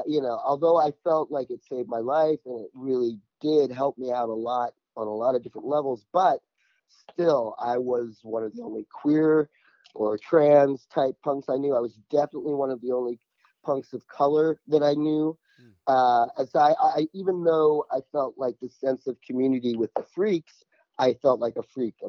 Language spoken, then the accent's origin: English; New York City, New York, United States; I grew up in Bed-Stuy in Brooklyn